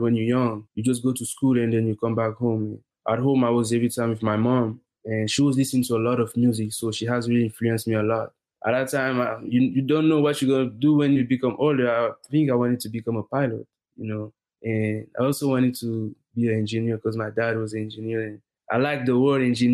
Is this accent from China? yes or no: no; Senegal; moved away as an adult; also born or lived in Burkina Faso; now in Houston, United States; I was born in Burkina Faso, and then when I was 5, I had to move to Senegal because my parents, they had opportunities there.